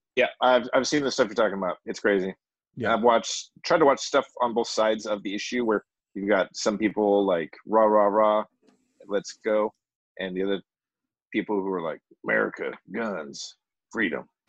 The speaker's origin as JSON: {"language": "English", "country": "United States", "said": "I'm American"}